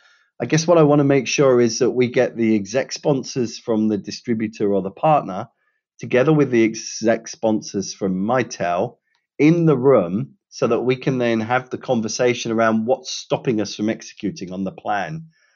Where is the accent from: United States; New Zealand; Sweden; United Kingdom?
United Kingdom; I can say this being a Brit and having worked in Europe for you know, many different organizations